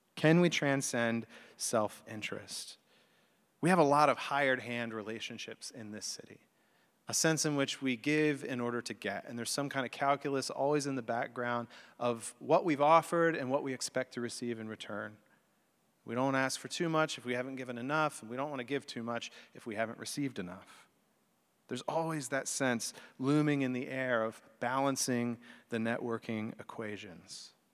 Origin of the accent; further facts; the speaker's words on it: the religious South, United States; also born or lived in Chicago; I grew up in the religious South, although I was born in Chicago